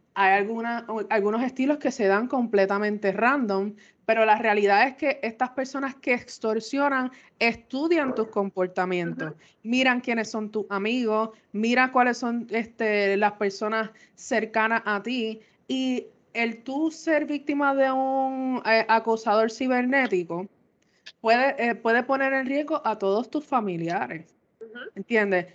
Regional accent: Puerto Rico; como buen puertorriqueño

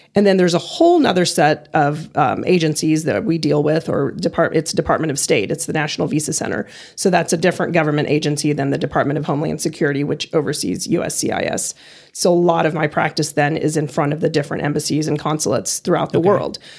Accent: Ohio, United States; moved away; also born or lived in Texas / Cleveland, Ohio; I was born in Ohio, went to UT for a year in Austin, went to SMU for two years

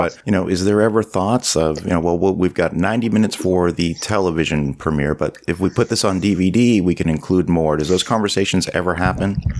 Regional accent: Canada; being a Canadian

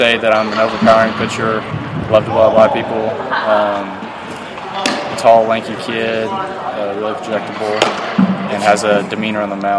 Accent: West Monroe, Louisiana, United States; I grew up in North Louisiana

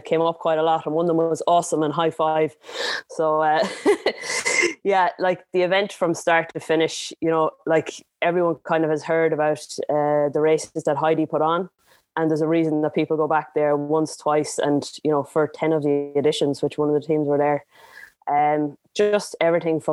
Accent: Ballina, Connacht, Ireland; I'm from Ballina, County Mayo, in the Wild West of Ireland.

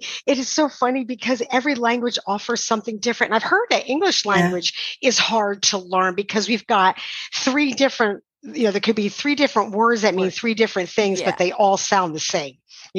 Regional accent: New York, United States; accent: New York; Him being from the south and me being from New York

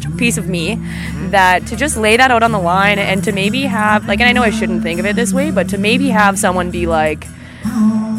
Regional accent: Saskatoon, Saskatchewan, Canada; also born or lived in Kindersley; I grew up in Saskatoon until I was about 10, and then I did my all of my high school and part of my elementary here, and then now I'm back there in Saskatoon going to university.

